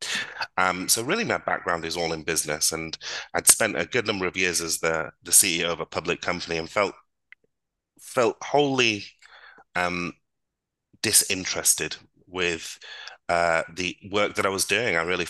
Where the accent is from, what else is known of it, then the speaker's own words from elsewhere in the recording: Blackpool, North West England, United Kingdom; accent: northern; now in Dubai, United Arab Emirates; So I was born in Blackpool. I spent most of my life in Blackpool, and before moving to Dubai, I had actually quite a deep northern accent.